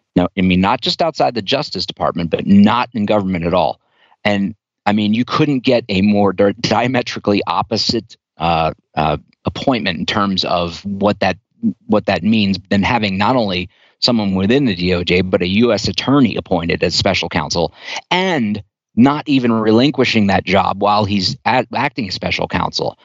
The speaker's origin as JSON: {"language": "English", "region": "Delaware", "country": "United States", "tie": "born or raised there", "said": "from my home state as well."}